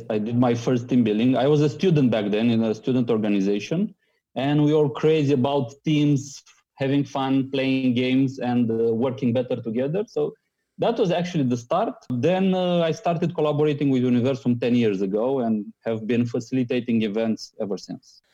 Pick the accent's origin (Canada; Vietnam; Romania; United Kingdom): Romania; I'm coming from Romania